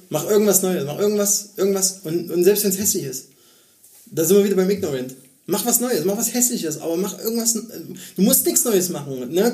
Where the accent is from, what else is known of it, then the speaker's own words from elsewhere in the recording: Germany; als Deutscher